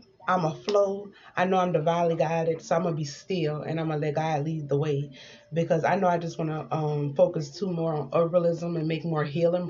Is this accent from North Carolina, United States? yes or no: no; Louisiana, United States; And we like to eat, you know, we're from Louisiana